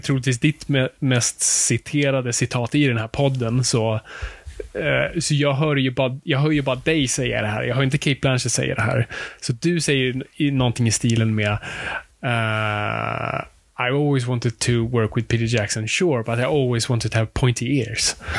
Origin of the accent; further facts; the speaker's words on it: Stockholm, Stockholm County, Sweden; det är där vi kommer ifrån